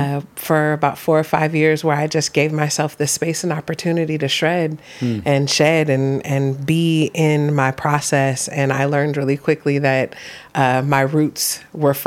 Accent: Oakland, California, United States; moved away; also born or lived in Los Angeles; I grew up in Oakland, California.

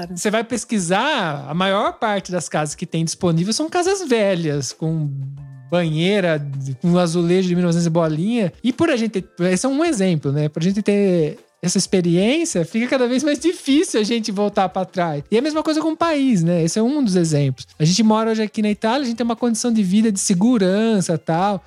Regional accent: Brazil; moved away as an adult; now in Italy; a gente saiu do Brasil com o objetivo de mudar de país

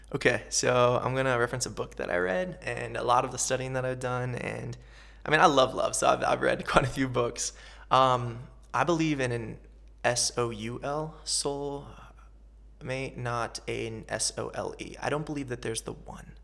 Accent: central Ohio, United States; moved away as an adult; also born or lived in Los Angeles, United States; I was born and raised in a little farm town in central Ohio.

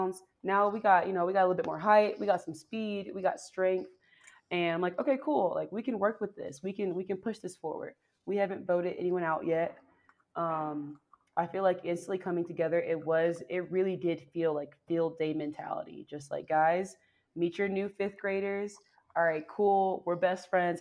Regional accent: Georgia, United States; moved away; also born or lived in Seattle / Washington, District of Columbia, United States; I'm from Georgia, so I'm used to like swampland. I'm used to humid air

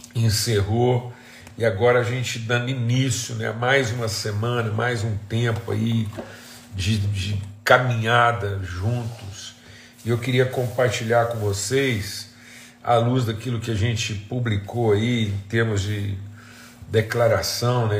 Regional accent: Minas Gerais, Brazil; moved away; onde eu cresci, em Minas Gerais

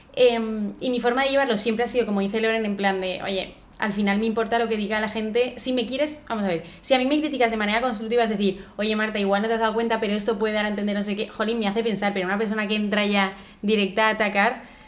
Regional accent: Valencia, Valencian Community, Spain; los dos somos de Valencia, tenemos aquí la familia

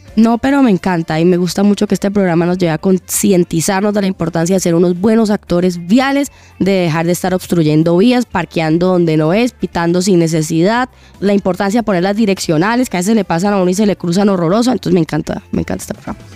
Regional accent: Bucaramanga, Santander, Colombia; yo soy de Bucaramanga

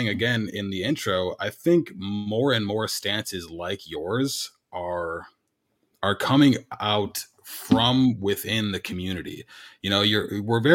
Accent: Illinois, United States; I grew up in Illinois

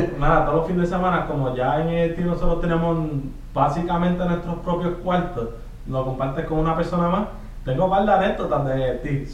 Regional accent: Trujillo Alto, Puerto Rico; moved away as an adult; now in Fort Campbell, Kentucky, United States; tengo 22 años y soy de Trujillo, Alta Puerto De Trujillo

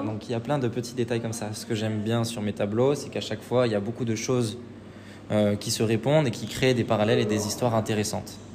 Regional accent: Saint-Étienne, Auvergne-Rhône-Alpes, France; moved away as an adult; now in Paris, France; je suis de Saint-Etienne de base

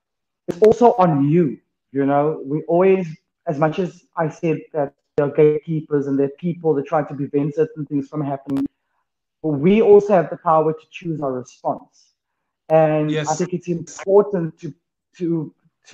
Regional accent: Cape Town, Western Cape, South Africa; So I grew up in Greenhaven

